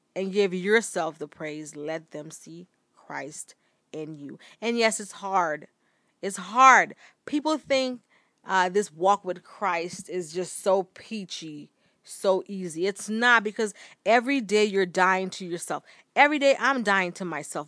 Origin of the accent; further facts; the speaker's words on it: Bahamas; moved away; also born or lived in United States; growing up in the Bahamas